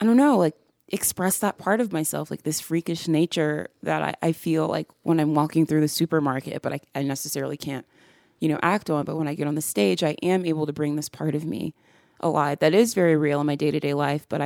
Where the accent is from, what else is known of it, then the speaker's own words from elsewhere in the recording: the South, United States; I came to accept myself as a Southerner, as being rooted in my homeland.